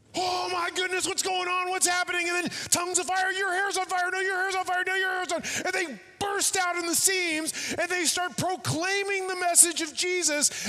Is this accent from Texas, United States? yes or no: yes; Texas, United States; now in Long Beach, United States; I'm from Texas.